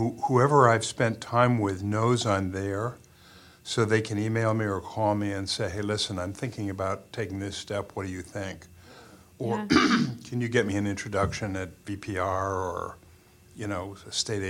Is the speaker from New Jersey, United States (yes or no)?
no; Morrisville, Vermont, United States; growing up in Morrisville